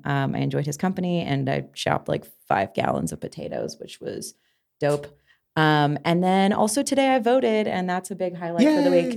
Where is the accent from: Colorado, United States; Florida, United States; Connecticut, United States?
Colorado, United States; Grand Junction; now in Denver, United States; growing up in Grand Junction